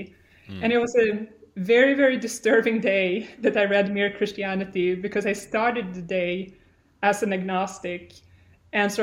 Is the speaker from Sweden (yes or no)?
yes; Sweden; moved away as an adult; also born or lived in California; as I said, I'm from Sweden. I grew up in a pretty typical Swedish family